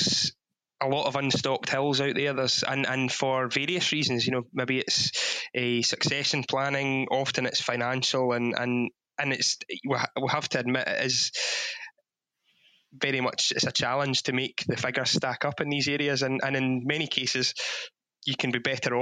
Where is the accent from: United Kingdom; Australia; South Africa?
United Kingdom; Ayrshire, Scotland; born or raised there